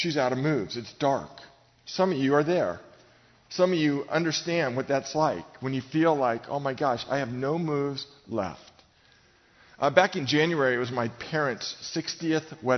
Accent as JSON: {"language": "English", "town": "Novato", "region": "California", "country": "United States", "tie": "born or raised there", "said": "I grew up in Novato, about 60 miles north of here"}